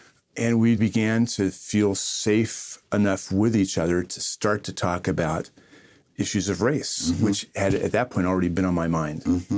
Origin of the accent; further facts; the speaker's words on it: Ireland; That's right. I'm Irish. We take everything personally.